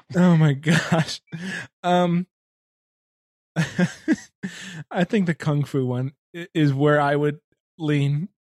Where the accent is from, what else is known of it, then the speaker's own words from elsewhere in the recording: Michigan, United States; growing up in Michigan